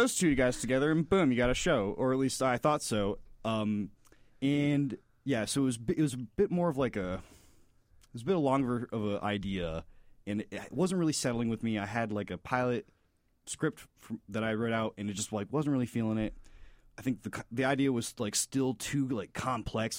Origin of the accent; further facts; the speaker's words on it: Florida, United States; moved away as an adult; now in Chicago, United States; I'm from Florida.